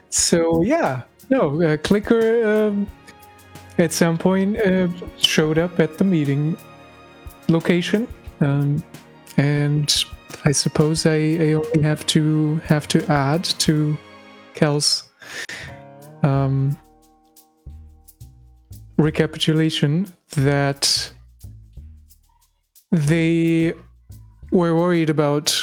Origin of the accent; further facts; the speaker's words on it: Germany; accent: German; English is a second language; my German accent, which I absolutely hate, is coming through